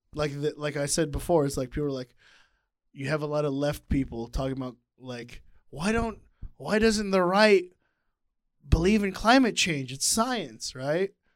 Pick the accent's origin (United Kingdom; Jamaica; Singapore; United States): United States; I grew up here